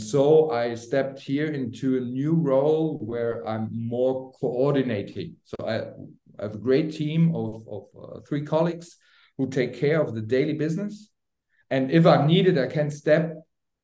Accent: Frankfurt, Hesse, Germany; moved away as an adult; my hometown, Frankfurt.

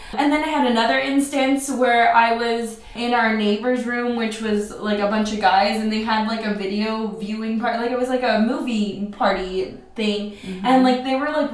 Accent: Oceanside, California, United States; I grew up in Oceanside, California.

